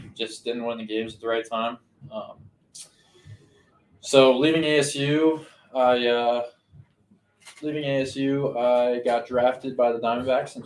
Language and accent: English; Denver, Colorado, United States; I'm from Denver